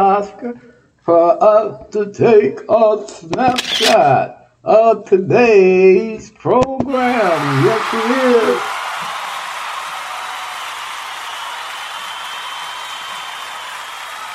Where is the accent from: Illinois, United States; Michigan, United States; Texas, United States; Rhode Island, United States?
Texas, United States; now in Ohio, United States; Texas is my home state.